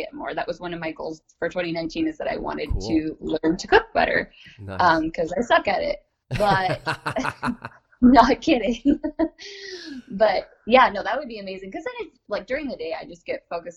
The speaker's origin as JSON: {"language": "English", "region": "Pacific Northwest", "country": "United States", "tie": "born or raised there", "also_born_or_lived": "Alaska / Eugene, Oregon", "said": "I grew up mostly in the Pacific Northwest in the U.S., though I've lived a little bit all over the States"}